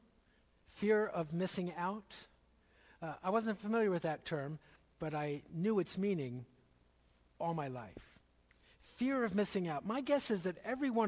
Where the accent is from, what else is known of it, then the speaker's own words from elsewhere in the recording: Philadelphia, Pennsylvania, United States; When I was growing up in Philadelphia